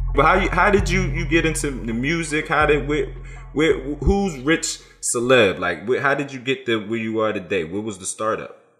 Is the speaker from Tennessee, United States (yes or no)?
no; Philadelphia, Pennsylvania, United States; growing up in Philly is tough, bro